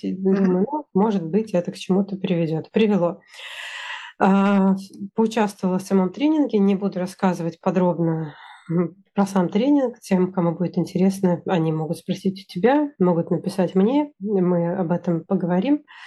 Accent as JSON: {"language": "Russian", "country": "Russia", "also_born_or_lived": "Sweden", "moved": "yes", "said": "я из России, я единственный человек из России"}